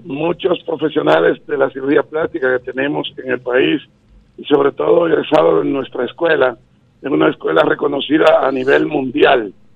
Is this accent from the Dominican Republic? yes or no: yes; Dominican Republic